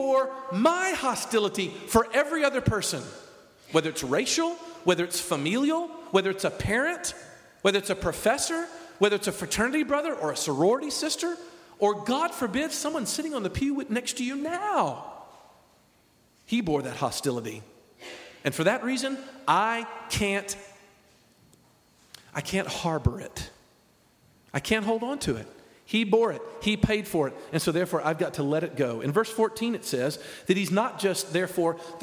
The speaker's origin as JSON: {"language": "English", "region": "the South", "country": "United States", "said": "I'm a Southerner"}